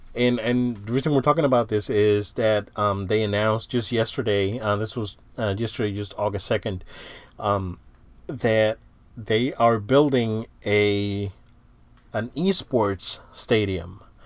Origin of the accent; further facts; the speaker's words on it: Central Florida, United States; we're from the Central Florida area